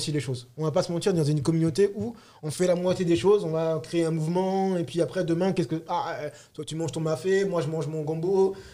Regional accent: Republic of the Congo; moi par exemple, je suis Congo, Congo Brazza

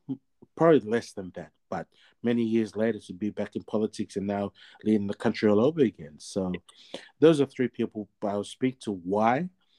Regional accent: Sydney, New South Wales, Australia; I was born and raised in the Fijian, born in Sydney, Australia.

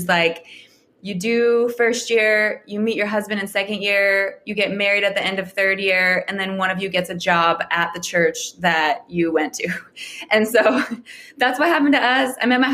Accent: Calgary, Alberta, Canada; moved away as an adult; now in Redding, United States; I was born and raised in Calgary, Alberta, Canada.

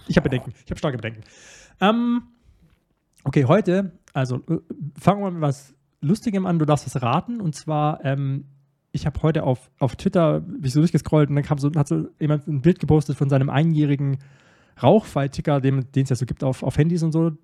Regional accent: Starnberg, Bavaria, Germany; ich wurde in einem noblen Vorort von München. in Starnberg, wo ich, wo ich groß geworden bin.

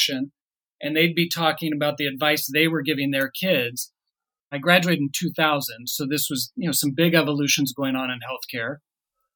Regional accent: Englewood, Colorado, United States; I was born in Inglewood, Colorado, so an area of Denver

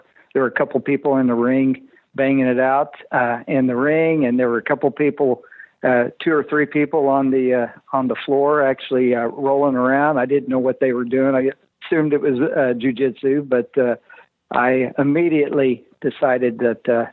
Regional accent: Illinois, United States; moved away as an adult; now in Wichita, United States; I'm originally from Illinois.

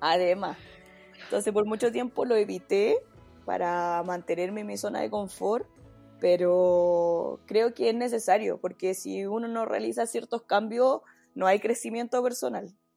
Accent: Santiago, Santiago Metropolitan Region, Chile; also born or lived in southern Chile; uno como santiaguina o como una persona acostumbrada a la ciudad

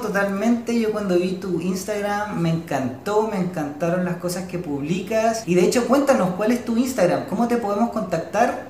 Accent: Chile; tenemos aquí como sociedad chilena

